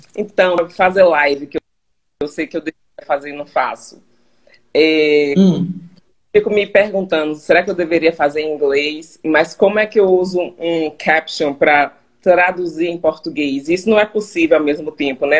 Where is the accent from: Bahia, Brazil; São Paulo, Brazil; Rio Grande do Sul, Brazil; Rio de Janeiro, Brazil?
Bahia, Brazil; Salvador; moved away as an adult; now in Charlotte, United States; Sou de Salvador, Bahia.